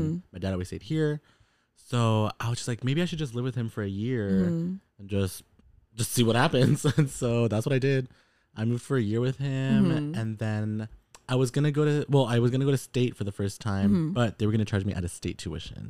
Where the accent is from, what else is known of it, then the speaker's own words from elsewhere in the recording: San Antonio, Texas, United States; now in San Francisco, United States; my mom remarried, and we all moved out there when I was 5